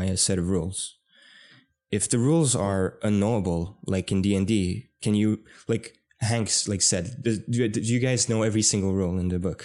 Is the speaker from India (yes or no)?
no; Canada; we're Canadian.